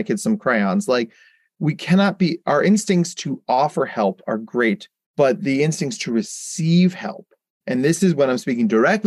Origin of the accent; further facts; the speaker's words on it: Jersey Shore, New Jersey, United States; I grew up on the Jersey Shore